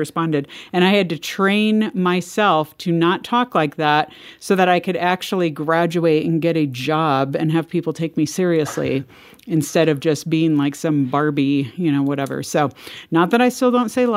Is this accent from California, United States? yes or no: yes; California, United States; accent: Valley Girl; I grew up in California in the 80s and 90s